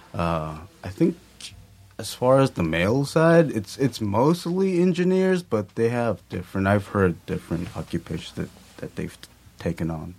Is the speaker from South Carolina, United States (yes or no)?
no; Lakewood, California, United States; also born or lived in Long Beach, California; I was born in Long Beach, uh, and then we moved to Lakewood, I think, when I was around three or four, something like that, and I've lived there up to now.